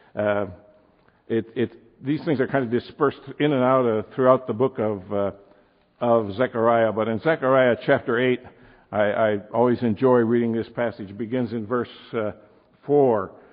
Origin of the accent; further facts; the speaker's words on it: Milwaukee, Wisconsin, United States; also born or lived in Downing, Wisconsin; we moved from Downing, Wisconsin to Milwaukee in 1942. I was in the third grade.